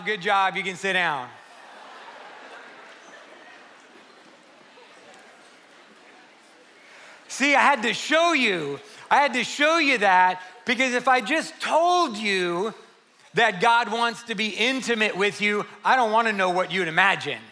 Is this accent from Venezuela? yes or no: no; San Antonio, Texas, United States; 2018 makes 30 years that I've worked with junior high, high school, and college age students here in San Antonio. I'm from the West Side.